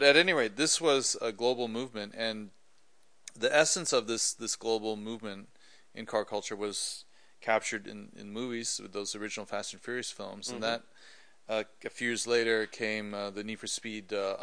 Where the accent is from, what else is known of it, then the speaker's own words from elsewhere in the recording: Vancouver, British Columbia, Canada; moved away; I grew up in Vancouver, Canada